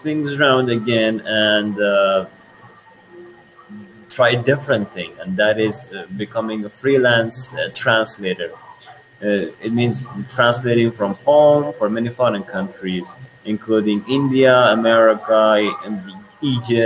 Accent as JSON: {"language": "English", "country": "Iran", "first_language": "Persian", "second_language": "English", "said": "from Iran. And that means my native language is Persian or Farsi"}